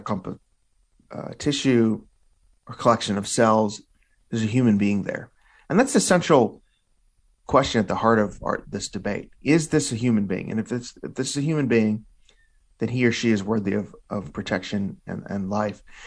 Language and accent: English; Illinois, United States; my home state of Illinois